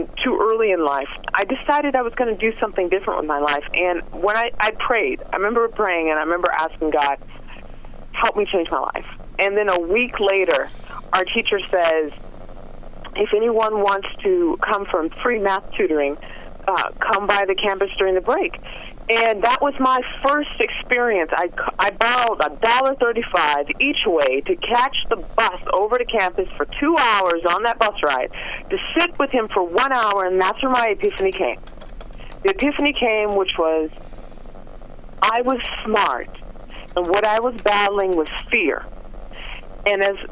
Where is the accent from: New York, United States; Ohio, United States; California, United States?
California, United States; Los Angeles; born or raised there